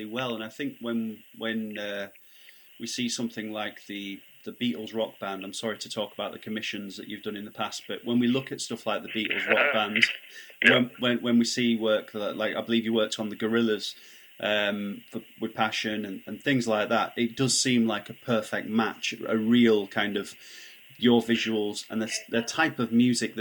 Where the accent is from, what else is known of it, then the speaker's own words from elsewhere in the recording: Barnsley, Yorkshire and the Humber, United Kingdom; I'm from Barnsley